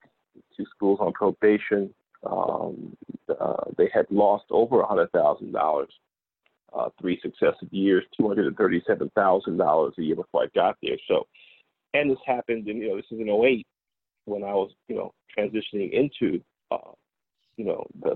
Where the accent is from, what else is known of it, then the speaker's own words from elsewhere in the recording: Newark, New Jersey, United States; I'm originally from New Jersey, born and raised, born in Newark, New Jersey.